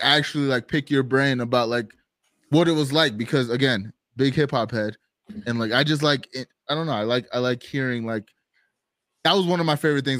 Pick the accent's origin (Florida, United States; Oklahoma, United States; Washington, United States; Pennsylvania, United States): Florida, United States; I'm from Florida